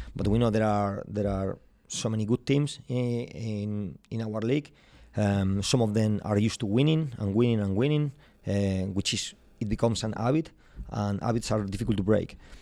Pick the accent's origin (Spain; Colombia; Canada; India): Spain; Madrid, Community of Madrid; English is a second language; moved away as an adult; now in Glasgow, United Kingdom; I'm from Madrid